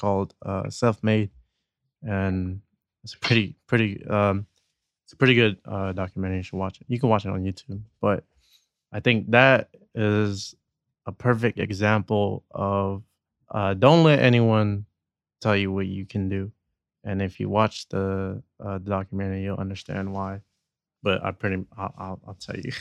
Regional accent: San Jose, California, United States; we're from San Jose

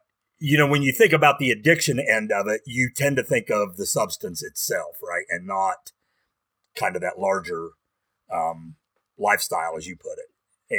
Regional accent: West Virginia, United States; I grew up in West Virginia too, not in the same part of the state that you did. But I, you know, I was a child of the 70s and 80s

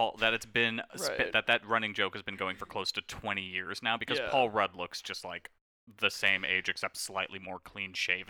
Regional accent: Trinidad & Tobago; I am from Trinidad. I'm a man of Indian descent.

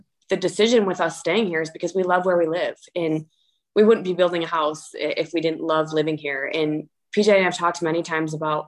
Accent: Michigan, United States; moved away as an adult; now in Edina, United States; I'm from Michigan. So my whole life was in Michigan. I mean, very small town

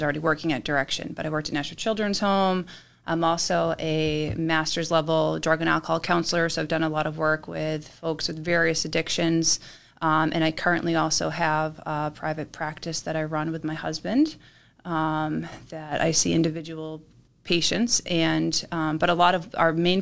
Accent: Hingham, Massachusetts, United States; moved away as an adult; also born or lived in Vermont; now in New Hampshire, United States; I grew up in Massachusetts, too

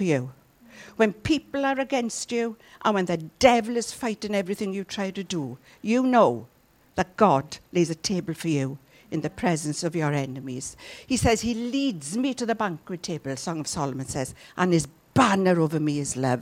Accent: Llanelli, Wales, United Kingdom; If you're from Llanelli like me

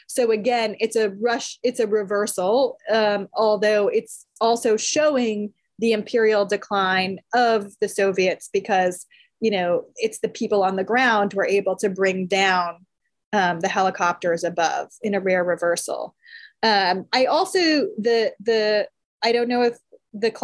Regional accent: United States; I'm an American

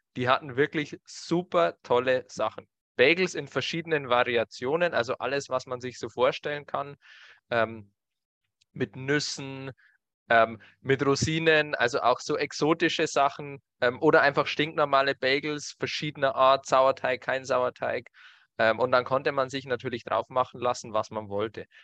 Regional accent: Germany; Bei uns in Deutschland

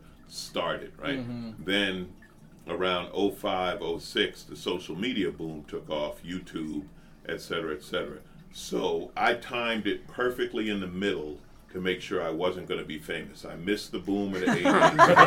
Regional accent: New York, United States; now in Los Angeles, United States; I grew up in New York

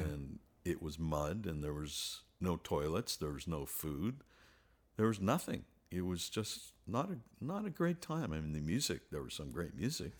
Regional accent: Montreal, Quebec, Canada; moved away; Montreal was wonderful when I grew up

